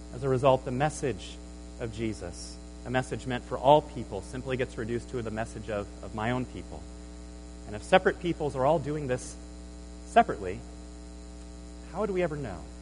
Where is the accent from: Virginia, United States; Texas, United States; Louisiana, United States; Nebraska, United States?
Nebraska, United States; moved away as an adult; I grew up in Nebraska